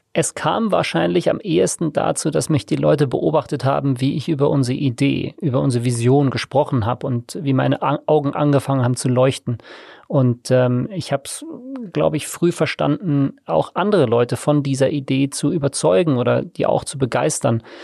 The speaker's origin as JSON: {"language": "German", "town": "Tegernsee", "region": "Bavaria", "country": "Germany", "tie": "born or raised there", "also_born_or_lived": "South Africa / Innsbruck / Australia", "lives_now": "Munich, Germany", "said": "Ich bin äh, vor 36 Jahren in Südafrika zur Welt gekommen. Ich bin am Tegernsee aufgewachsen, habe dort Abi gemacht"}